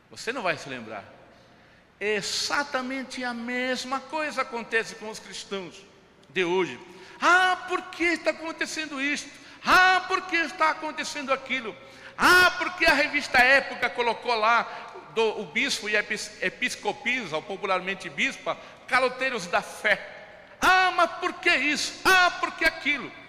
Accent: São Paulo, Brazil; Eu me lembro de um rapaz na igreja de onde eu vim, interior de São Paulo, ele gostava de um rock.

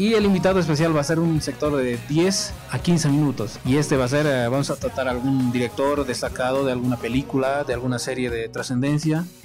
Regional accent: La Paz, Bolivia; ya saben que somos del país de Bolivia, habitamos en La Paz.

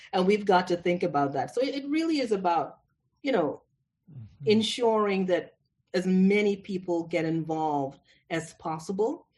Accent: Toronto, Ontario, Canada; moved away; I grew up in Toronto

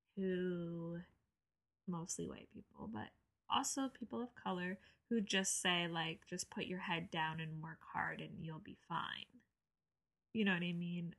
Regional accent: New Jersey, United States; growing up in New Jersey

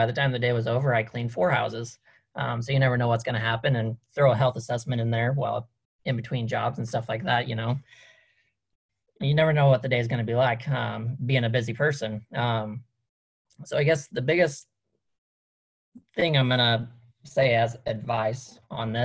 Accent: Iowa, United States; we're from Iowa. We have a horse farm

